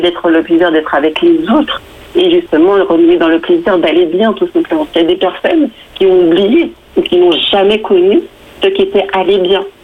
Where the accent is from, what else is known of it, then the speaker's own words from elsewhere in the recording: Guadeloupe; moved away as an adult; now in Île-de-France, France; Je viens de la Guadeloupe et je suis en France depuis, euh, depuis plus de 10 ans maintenant.